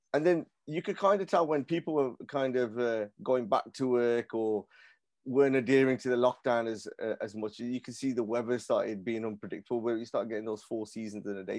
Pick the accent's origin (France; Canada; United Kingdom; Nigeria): United Kingdom; Birmingham, West Midlands; I'm from, I was born and bred in Handsworth as well